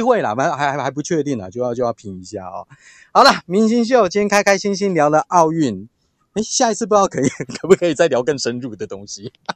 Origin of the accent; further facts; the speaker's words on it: Taiwan; 我相信我们台湾人会乖啦